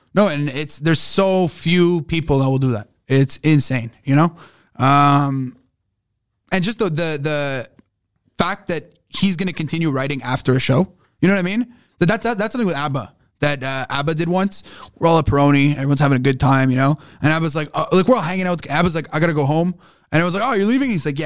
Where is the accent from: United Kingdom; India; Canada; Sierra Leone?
Canada; Montreal, Quebec; Growing up in Montreal